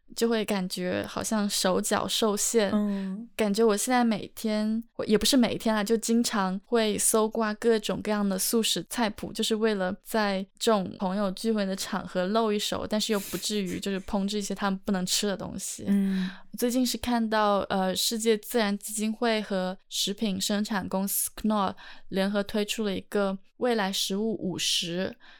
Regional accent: Hunan, China; 比如说像我的家乡，呃，在湖南，有一道特别就是可能不会被 很多人接受的菜，就是，呃，我们会吃蛇

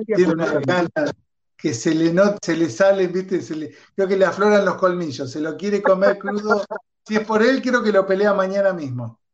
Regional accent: Argentina; como argentino

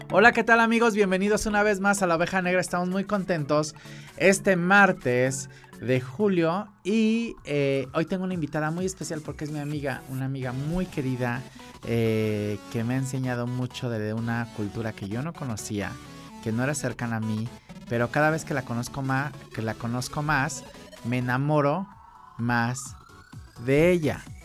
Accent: Acapulco, Guerrero, Mexico; yo soy de Pacífico, yo soy de Acapulco

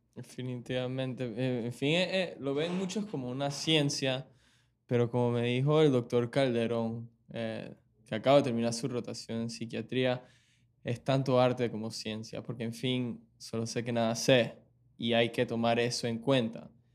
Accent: Panama; also born or lived in Venezuela; yo nací aquí en Panamá, criado por mis padres

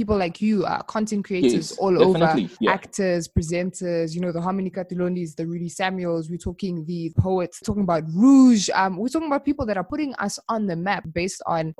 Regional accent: South Africa; I was born here

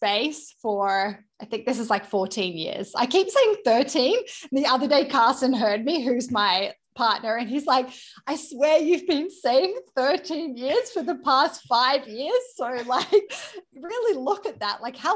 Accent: Australia; moved away as an adult; now in Vancouver, Canada; I am Australian

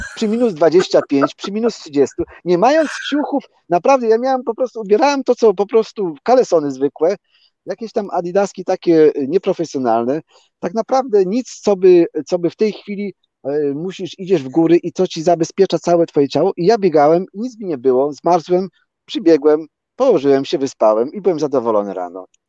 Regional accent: Polanica-Zdrój, Lower Silesian Voivodeship, Poland; now in Hordaland, Norway; ja tam się urodziłem i tam mieszkałem przez dłuższy czas

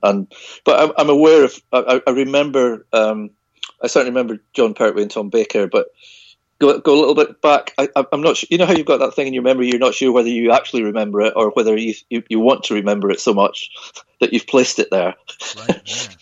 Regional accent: Isle of Skye, Hebrides, Scotland, United Kingdom; I was born and brought up on the Isle of Skye in the Hebrides in Scotland

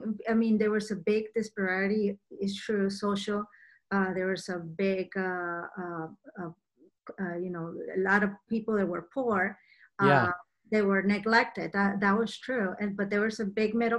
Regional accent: Venezuela; moved away as an adult; also born or lived in Washington, D.C., United States; now in United States; I was born and raised in Venezuela

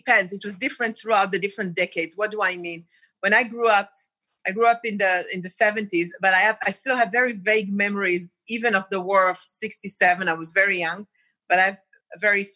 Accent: Israel; also born or lived in Jordan; I was born and raised in Israel, lived there all my life, most of my life.

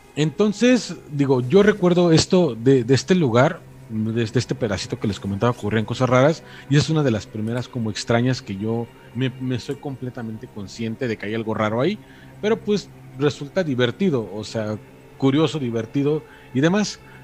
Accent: Mexico; moved away; precisamente detrás de lo que es mi municipio, por ahí más o menos hacia las cercanías de los arcos del Padre Tembleque o los arcos de Zempoala

